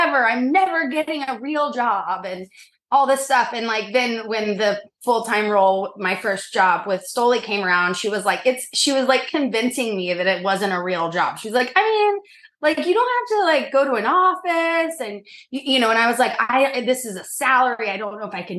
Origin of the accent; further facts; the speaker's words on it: Norman, Oklahoma, United States; now in New York City, United States; I grew up in Norman, Oklahoma, a bajillion miles from here